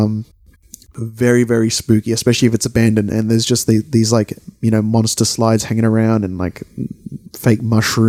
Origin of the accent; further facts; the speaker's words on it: Sydney, New South Wales, Australia; we're from Sydney